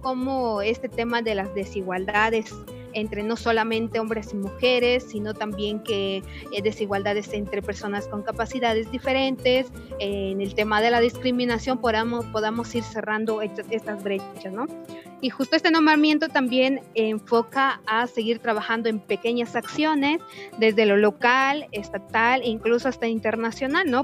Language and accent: Spanish; Chiapas, Mexico; soy del estado de Chiapas, mujer maya tzeltal